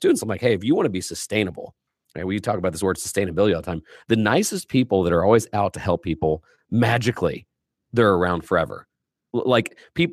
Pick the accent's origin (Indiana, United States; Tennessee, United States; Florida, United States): Indiana, United States; I'm a kid from Indiana